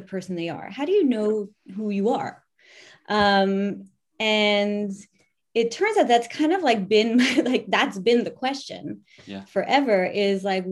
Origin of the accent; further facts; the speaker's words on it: New York, United States; moved away as an adult; now in France; I'm from New York. I've been living here for 20 years